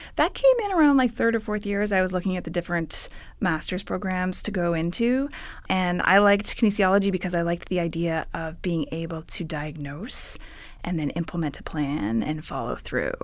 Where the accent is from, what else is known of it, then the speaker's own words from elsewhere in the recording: Ottawa, Ontario, Canada; moved away as an adult; now in California, United States; I'm originally from Ottawa, Ontario, Canada